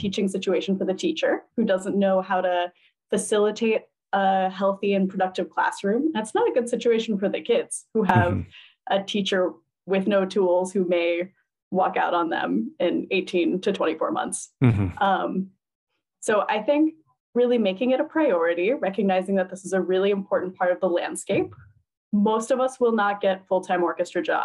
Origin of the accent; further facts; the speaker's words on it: Upper Arlington, Ohio, United States; moved away as an adult; also born or lived in Cleveland, Ohio / Providence, Rhode Island; now in New Haven, United States; I grew up in Upper Arlington, which was a predominantly white suburb of Columbus, Ohio